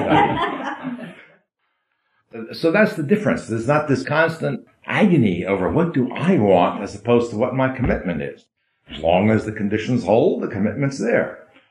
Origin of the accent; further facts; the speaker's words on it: New York, United States; I grew up in New York.